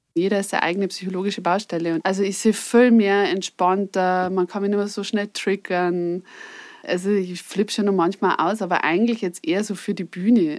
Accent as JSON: {"language": "German", "area": "Upper Palatinate", "region": "Bavaria", "country": "Germany", "moved": "yes", "said": "ich komme ursprünglich aus der Oberpfalz"}